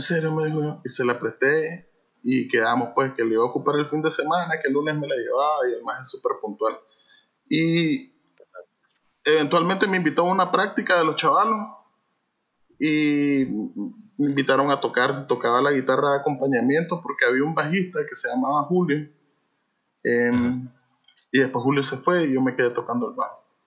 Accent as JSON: {"language": "Spanish", "region": "Managua", "country": "Nicaragua", "moved": "yes", "lives_now": "Masaya, Nicaragua", "said": "originalmente eh, de Managua y nos venimos hace 20 años exactamente oh. para este lado"}